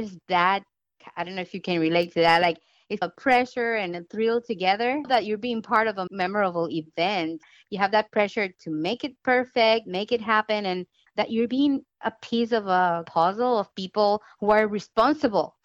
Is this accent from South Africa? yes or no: no; Puerto Rico; moved away as an adult; now in Fort Walton Beach, United States; I was born in Puerto Rico many years ago